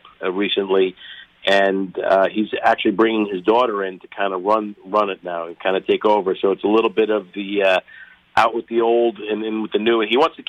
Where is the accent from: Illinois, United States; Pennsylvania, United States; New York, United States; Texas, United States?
New York, United States; Long Island; born or raised there